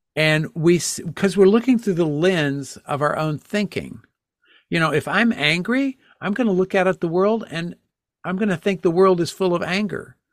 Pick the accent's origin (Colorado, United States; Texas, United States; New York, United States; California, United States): Texas, United States; now in Connecticut, United States; I grew up in Texas